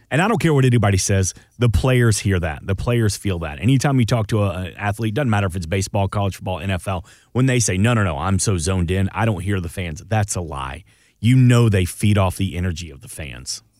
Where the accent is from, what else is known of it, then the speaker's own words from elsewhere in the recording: Atlanta, Georgia, United States; I'm from Atlanta, so, you know, born and raised a Georgia Bulldogs fan